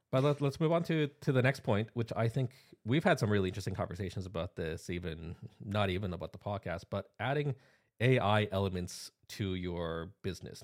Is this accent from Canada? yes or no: yes; Canada; accent: Canadian; I'm a Canadian national. Uh, so that's why th-, this is what a Canadian accent actually sounds like